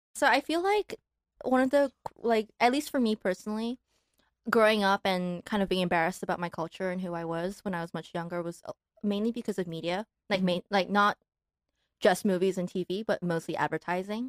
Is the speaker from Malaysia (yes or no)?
yes; Malaysia; moved away as an adult; also born or lived in Taiwan / New York, United States; now in Los Angeles, United States; grew up in Malaysia